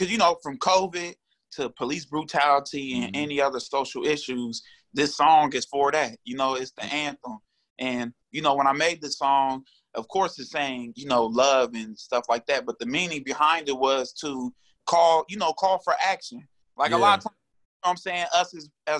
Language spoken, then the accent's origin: English; Springfield, Ohio, United States; I'm from Springfield, Ohio